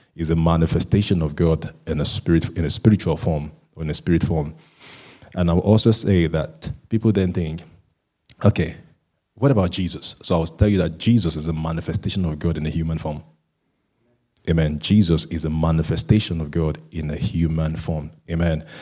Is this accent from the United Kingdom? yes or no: no; Nigeria; being a Nigerian